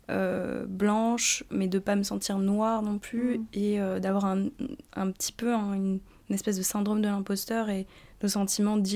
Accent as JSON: {"language": "French", "country": "France", "tie": "born there", "said": "moi je suis française, je veux dire, je suis née en France."}